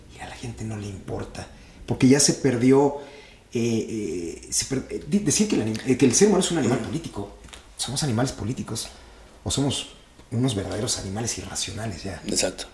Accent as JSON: {"language": "Spanish", "country": "Mexico", "tie": "born or raised there", "said": "desde que nací en México"}